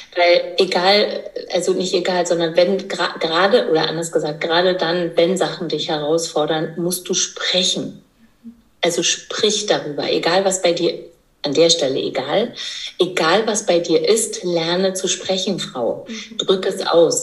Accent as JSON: {"language": "German", "region": "East Germany", "country": "Germany", "said": "ich komme aus dem Osten, das heißt, äh, Geburtshilfe gab es ja bei uns nur im Kreissaal"}